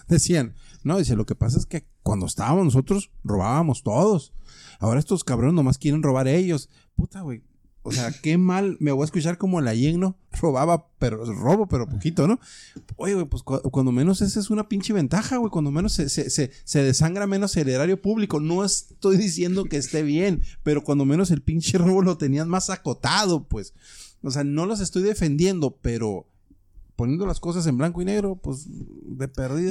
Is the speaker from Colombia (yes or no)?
no; Sonora, Mexico; now in Mexicali, Mexico; soy de Sonora. Llegué aquí en 1995, en enero.